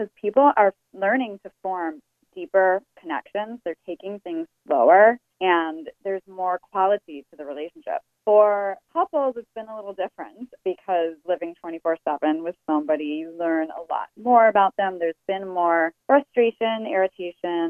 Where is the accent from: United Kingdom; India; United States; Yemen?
United States; Chicago, Illinois; moved away; I'm actually originally from Chicago